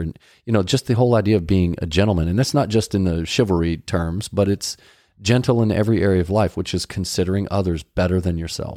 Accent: Dallas, Texas, United States; we grew up in Dallas

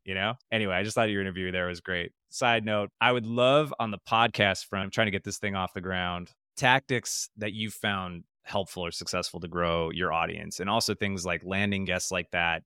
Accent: Wisconsin, United States; I'm from Wisconsin

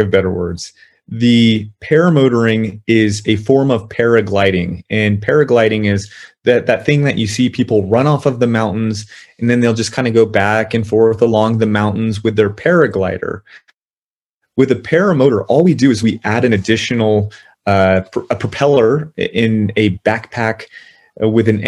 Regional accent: Southern California, United States; moved away as an adult; now in El Paso, United States; I'm originally from Southern California

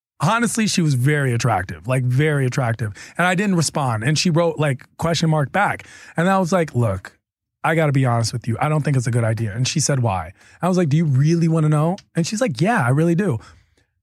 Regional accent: East Coast, United States; I'm from the East Coast, so we know Boston pretty decent

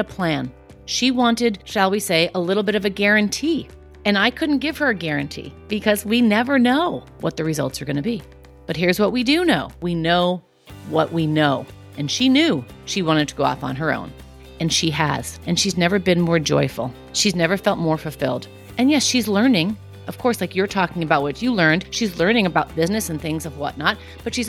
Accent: New York City, New York, United States; I grew up in Queens

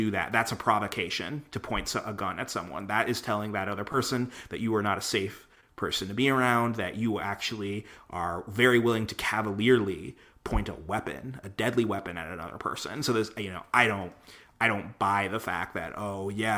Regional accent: Waukesha County, Wisconsin, United States; my hometown county, right? The Republican Party there, the Waukesha County Republicans

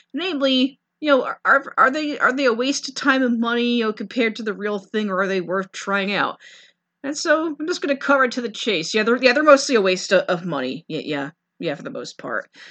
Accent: New York City, New York, United States; being a New Yorker

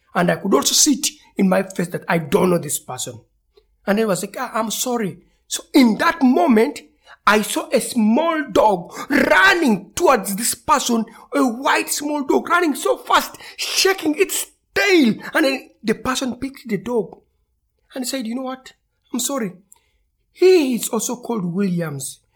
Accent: Kampala, Central Region, Uganda; Growing up in Uganda, in the capital city of Kampala

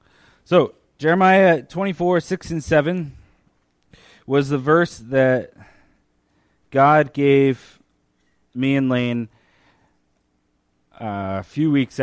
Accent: northern Mexico, Mexico; also born or lived in Michigan, United States; So I was born in Michigan. I said for a long time that I was from Michigan. And when I was five, my parents, who always wanted to be missionaries, had an opportunity to be missionaries in Mexico.

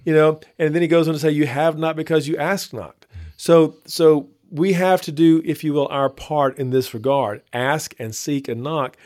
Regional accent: Northeast Texas, United States; moved away as an adult; now in Baton Rouge, United States; I grew up in Northeast Texas and moved to Baton Rouge, um, fresh out of college.

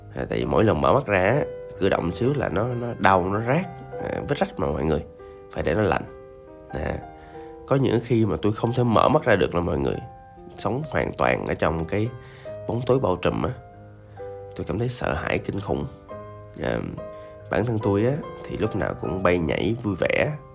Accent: Da Lat, Lam Dong, Vietnam; moved away; tôi dừng làm việc ở quê tôi là ở Đà Lạt

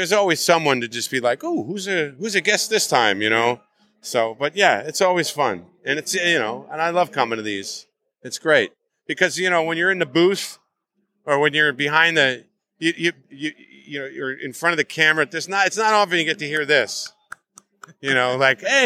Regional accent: New Jersey, United States; I'm from Jersey, but the Jersey City, that's hardcore

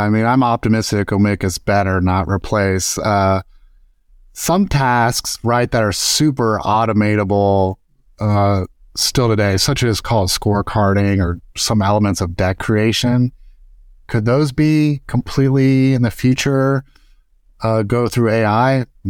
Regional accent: Dayton, Ohio, United States; also born or lived in Arkansas; now in Cincinnati, United States; So I'm originally from Dayton, Ohio. I currently live in Cincinnati. We've been here for about 8 years. I've lived around the state a little bit. I did live in Arkansas, in Bentonville area and Fayetteville area

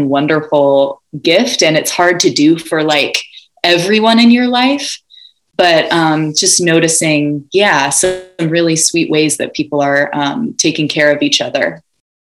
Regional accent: Ojai, California, United States; I was born and raised in Ojai, California

